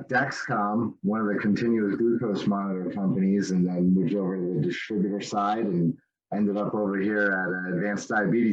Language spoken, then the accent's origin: English; the Poconos, Pennsylvania, United States; moved away as an adult; now in Phoenix, United States; I grew up in the Poconos and then moved out west about 15 years ago.